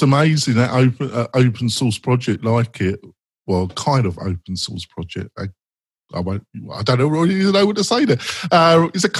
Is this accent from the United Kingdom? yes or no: yes; England, United Kingdom; I'm English